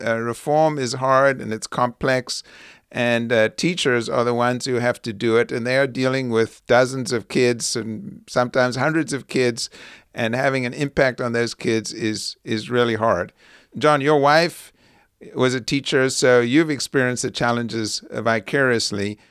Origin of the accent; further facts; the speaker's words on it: South Africa; now in United States; growing up during the apartheid years